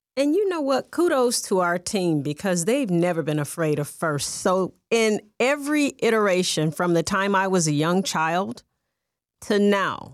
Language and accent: English; East St. Louis, Illinois, United States; now in Las Vegas, United States; I am from the Midwest, right there, um, at the Missouri, Illinois border in Southern Illinois.